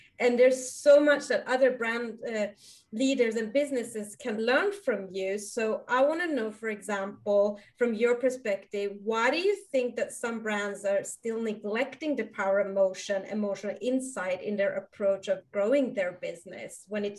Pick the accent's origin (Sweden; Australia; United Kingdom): Sweden; being Iranian, growing up in Sweden